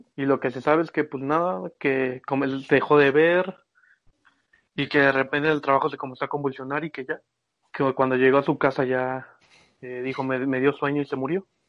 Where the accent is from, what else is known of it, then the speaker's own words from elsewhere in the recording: Mexico; cuando era chiquito yo vivía ahí por Santa Mónica, Viveros y todos esos lados